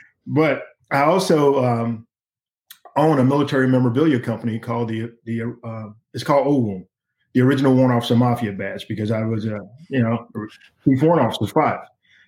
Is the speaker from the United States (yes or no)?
yes; Pantherburn, Mississippi, United States; now in Rockwall, United States; No, I'm not a DFW native. I'm originally from a small town in Mississippi called Pantherburn.